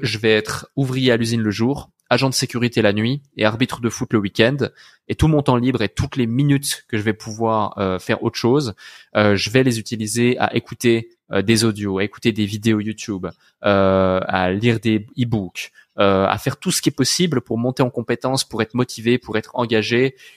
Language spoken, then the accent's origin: French; Switzerland; Je suis né dans une petite ville euh, en Suisse à la campagne